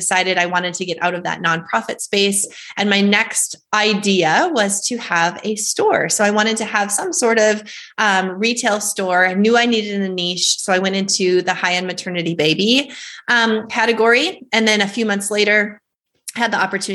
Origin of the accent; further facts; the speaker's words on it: North Dakota, United States; I was born and raised in North Dakota